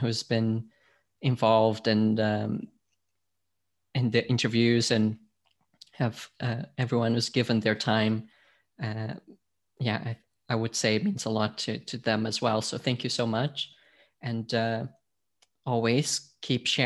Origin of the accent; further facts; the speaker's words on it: Portugal; also born or lived in United States / Scotland; now in London, United Kingdom; I'm from Portugal originally. I've lived in the US, I've lived in Scotland, I've now been in London for more than a decade